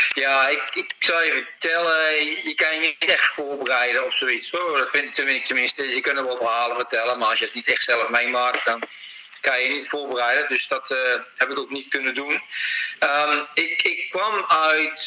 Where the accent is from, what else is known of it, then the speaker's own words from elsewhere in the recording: Utrecht, Netherlands; moved away as an adult; now in New South Wales, Australia; Ik ben geboren in Oudwijk